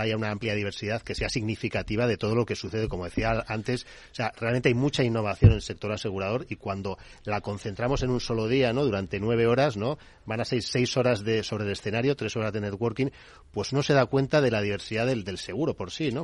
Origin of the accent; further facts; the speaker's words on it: Bilbao, Basque Country, Spain; somos de Bilbao también, parte del equipo organizador